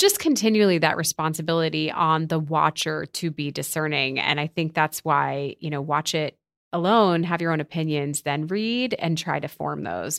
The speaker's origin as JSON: {"language": "English", "country": "United States", "said": "I am an American"}